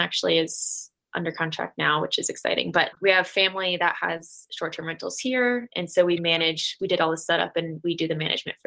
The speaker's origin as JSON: {"language": "English", "region": "Florida", "country": "United States", "moved": "as an adult", "lives_now": "Denver, United States", "said": "I'm originally from Florida and moved out here with my husband"}